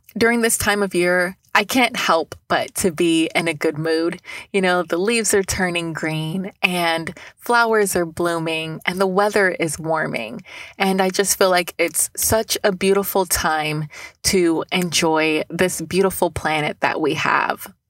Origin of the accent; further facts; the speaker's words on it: Newnan, Georgia, United States; Keep Noonan Beautiful in my hometown